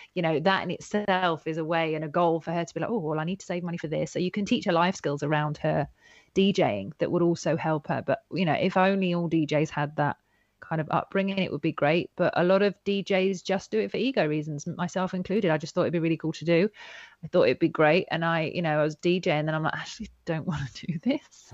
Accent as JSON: {"language": "English", "region": "Yorkshire and the Humber", "country": "United Kingdom", "tie": "born or raised there", "also_born_or_lived": "Devon", "said": "when I got to the north of England"}